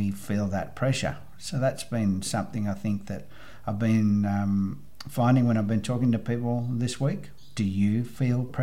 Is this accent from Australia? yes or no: yes; Australia; I come from Australia.